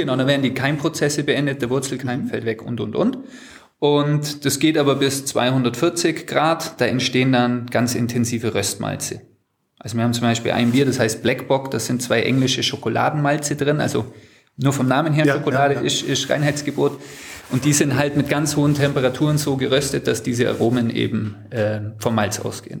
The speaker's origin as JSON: {"language": "German", "town": "Sonthofen", "region": "Bavaria", "country": "Germany", "tie": "born or raised there", "said": "Wir sind in der Brauerei aufgewachsen, wir haben hier gespielt schon immer"}